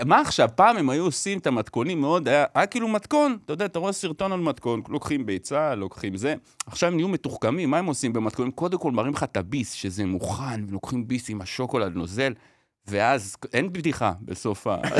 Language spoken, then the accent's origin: Hebrew; Bat Yam, Tel Aviv District, Israel; אני גדלתי בבת ים